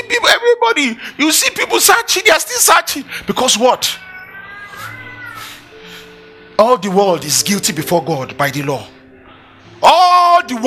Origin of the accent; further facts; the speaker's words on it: Nigeria; I am Nigerian